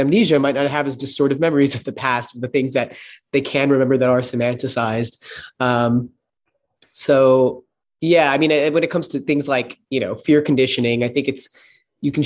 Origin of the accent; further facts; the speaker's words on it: Texas, United States; I grew up in Texas